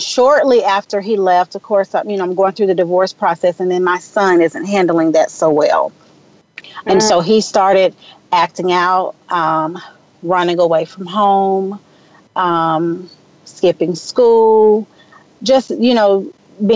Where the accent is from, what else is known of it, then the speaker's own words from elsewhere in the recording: Memphis, Tennessee, United States; now in Atlanta, United States; I was born and raised in Memphis, Tennessee